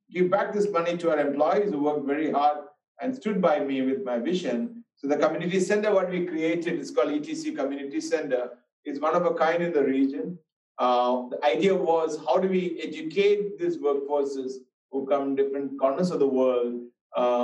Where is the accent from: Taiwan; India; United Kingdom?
India; moved away as an adult; also born or lived in United States; I was born in India, but left India when I was 18 years old to United States.